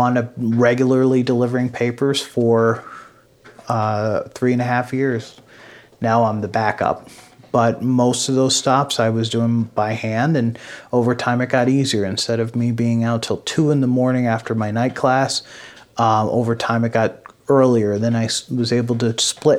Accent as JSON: {"language": "English", "town": "Middleburg", "region": "New York", "country": "United States", "tie": "born or raised there", "said": "my hometown in Middleburg in Schoharie County"}